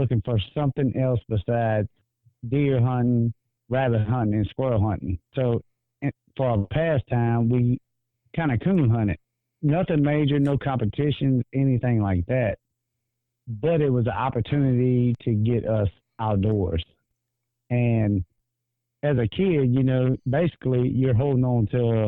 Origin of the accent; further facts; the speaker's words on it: Greensburg, Louisiana, United States; I'm actually from Greensburg, Louisiana